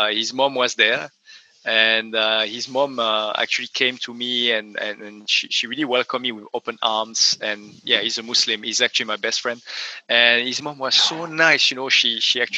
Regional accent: France; moved away; I come from France originally

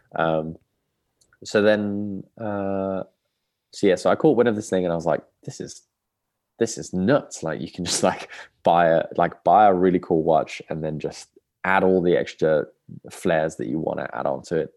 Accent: Birmingham, West Midlands, United Kingdom; born and raised in Birmingham

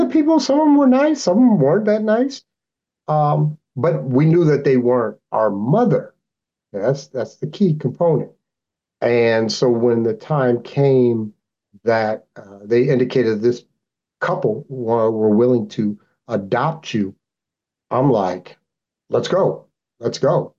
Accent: Anchorage, Alaska, United States; also born or lived in New York; I came up here when I was 12 years old up to Alaska.

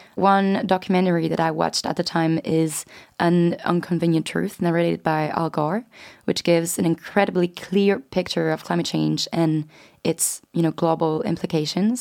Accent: France; moved away as an adult; now in London, United Kingdom; I'm twenty-three years old and I'm from France

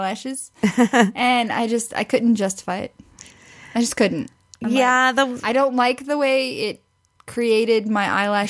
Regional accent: Missouri, United States; growing up in Missouri

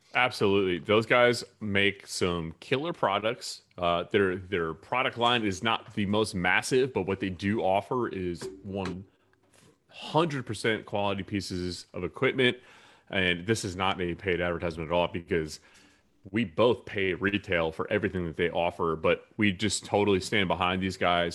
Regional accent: Durham, North Carolina, United States; I was a young kid in, growing up in Durham, North Carolina

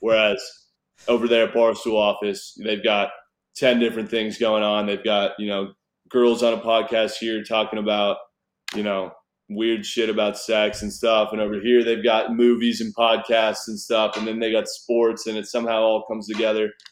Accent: Newport Beach, California, United States; moved away as an adult; also born or lived in Fort Worth, Texas / Reno, Nevada / Las Vegas, Nevada; now in Texas, United States; where I grew up in Newport Beach, California

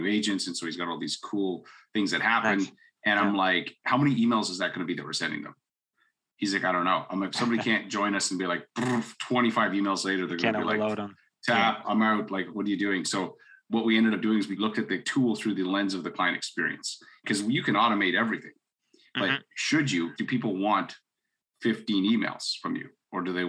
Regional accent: Canada; I'm a Canadian guy

